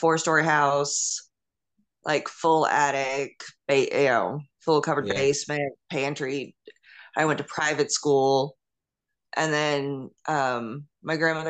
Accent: Westbury, New York, United States; also born or lived in Mount Sinai, New York; I was born in Nassau County in Long Island, New York

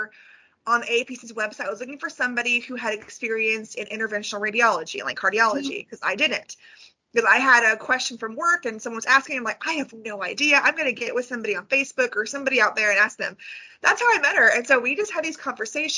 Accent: California, United States; now in Northwest Arkansas, United States; I'm from California

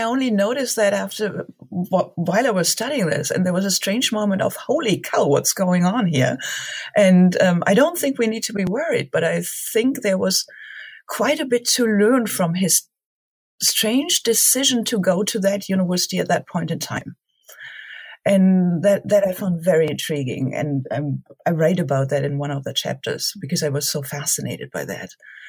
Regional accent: Germany; Growing up in Germany, being interested in history in general.

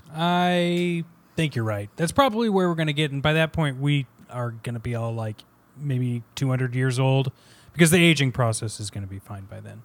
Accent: Kansas, United States; moved away as an adult; now in New York, United States; I am originally from Kansas

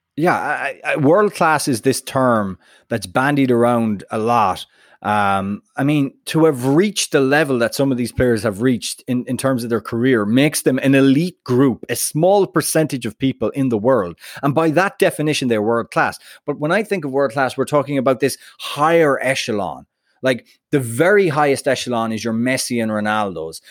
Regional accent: United States; I'm American

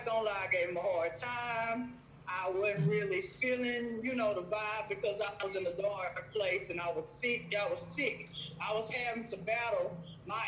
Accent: Houston, Texas, United States; I'm from Texas, from Houston, Texas.

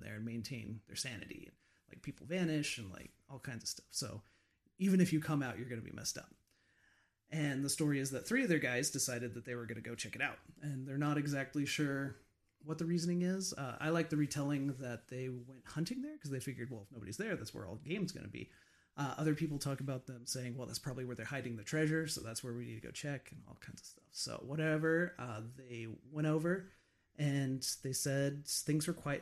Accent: United States; I grew up outside of Hillsdale

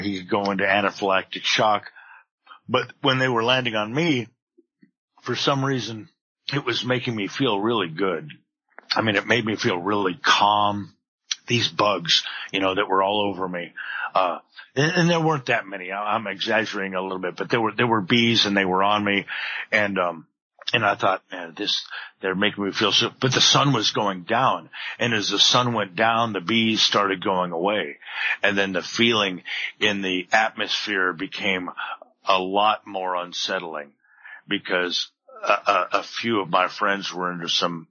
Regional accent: Palm Desert, California, United States; I went back to my hometown of Palm Desert, California

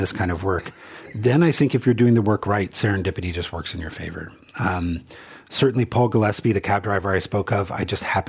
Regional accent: Germany; moved away as an adult; I was 25, I moved here for good and changed my name. … growing up in Germany.

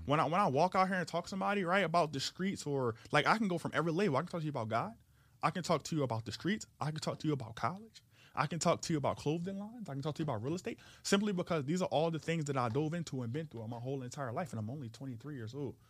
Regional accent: Philadelphia, Pennsylvania, United States; I was, uh, born and raised in South Philly.

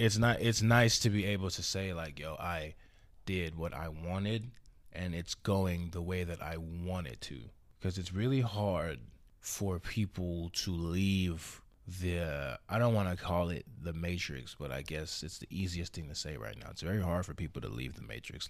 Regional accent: Houston, Texas, United States; also born or lived in Alief, Houston / Seguin, Texas / San Antonio, Texas; I'm from Houston, Texas. Born and raised

